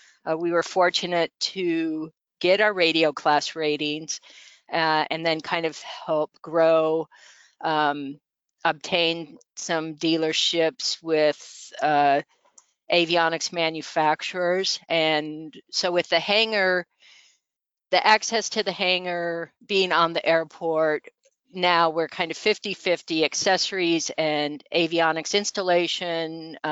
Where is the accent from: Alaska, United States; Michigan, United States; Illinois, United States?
Alaska, United States; growing up in Alaska.